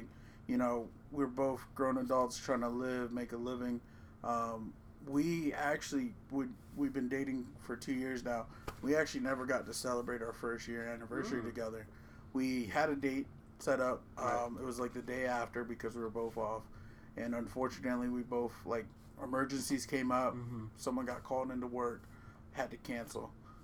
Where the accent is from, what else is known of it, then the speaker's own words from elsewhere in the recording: Maryland, United States; I'm from Maryland